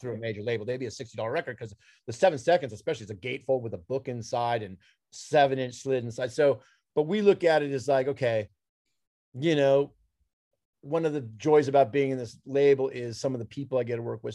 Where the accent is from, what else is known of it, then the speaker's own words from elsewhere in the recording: Los Angeles, California, United States; I'm from from Los Angeles